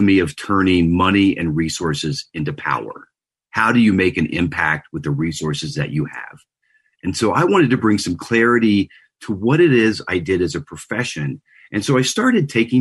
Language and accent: English; Louisiana, United States; moved away as an adult; also born or lived in Houston / Telluride, Colorado; now in Boulder, Colorado, United States; I grew up in Louisiana